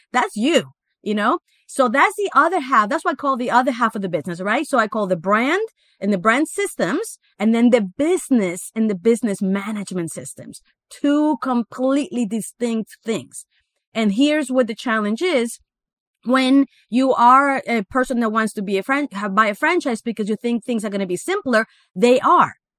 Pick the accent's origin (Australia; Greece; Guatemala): Guatemala; moved away as an adult; also born or lived in Miami, United States; I actually was born and raised in Guatemala, in Central America